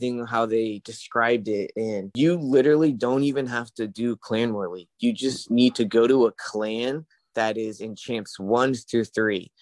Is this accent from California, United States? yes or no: yes; California, United States; My time, PST. I'm from California.